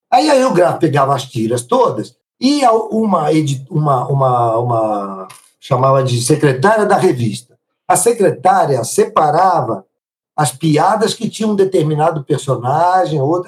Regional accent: Italy; now in Brazil; Sou italiano até hoje, não me naturalizei

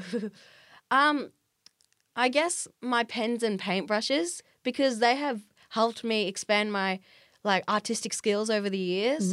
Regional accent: Australia; I've been elected as an Australian representative by a New York company called Culture Hack

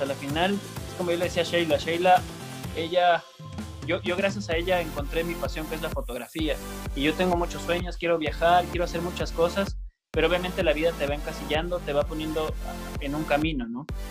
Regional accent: Coast, Ecuador; yo soy costeño

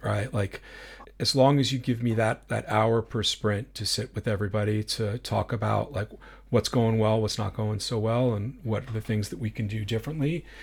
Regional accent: New York, United States; growing up in New York

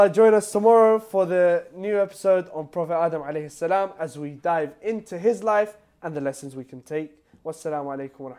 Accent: Panama; I'm from Panama, uh, where we have a majority Catholic population.

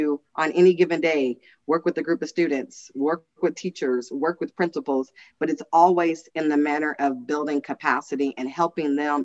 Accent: Los Angeles, California, United States; also born or lived in Kansas City, Missouri; now in Reno, United States; I was born in Kansas City, Missouri, but raised in South Central Los Angeles

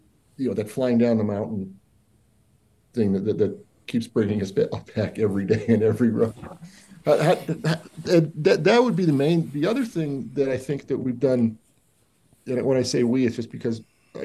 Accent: Denver, Colorado, United States; I grew up in Park Hill, Colorado, and I went to East High School

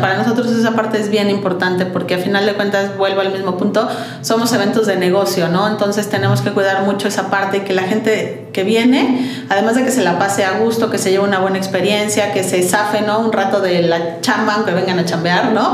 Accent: Mexico; somos un par de socios mexicanos

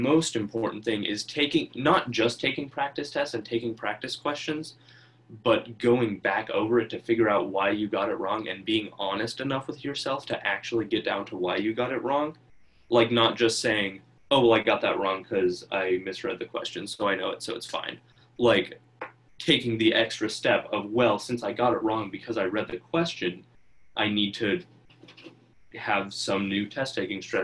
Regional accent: Homer, Alaska, United States; also born or lived in Aniak, Alaska; we moved here from Aniak, Alaska, which is like a 500 person or so village in the Bethel chain of villages

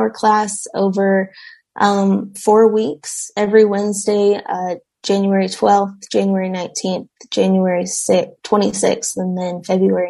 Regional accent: Castle Rock, Colorado, United States; also born or lived in Denver, Colorado; I grew up in Denver, Colorado. Around Denver. Grew up in Castle Rock

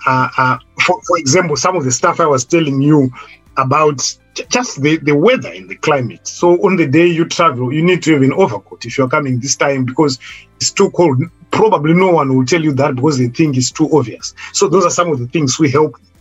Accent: Zimbabwe; moved away as an adult; now in United Kingdom; I was coming from Zimbabwe as someone who claimed to be experienced because I'd worked in Zimbabwe

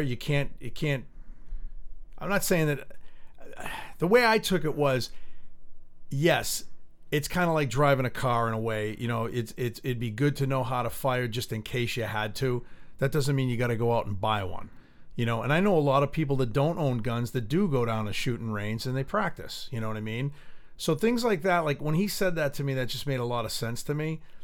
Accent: United States; it hurts as being an American, and I'm proud to be an American

